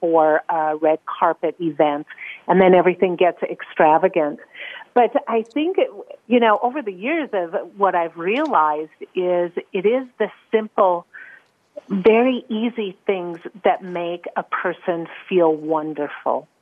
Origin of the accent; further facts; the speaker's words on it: North Dakota, United States; moved away as an adult; now in Geneva, Switzerland; I definitely was born and raised in North Dakota